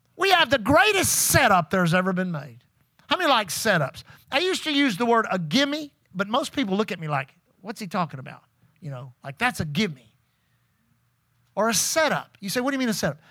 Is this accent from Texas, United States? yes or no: yes; Pasadena, Texas, United States; being saved as a six-year-old boy in Aletha Groover's Sunday school class, First Assembly of God Church in Pasadena, Texas